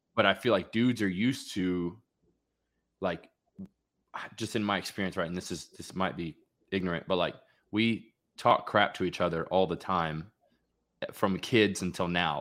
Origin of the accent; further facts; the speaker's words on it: Florida, United States; home base for me is Jacksonville Beach, mm-hmm. and I'm born and raised in Florida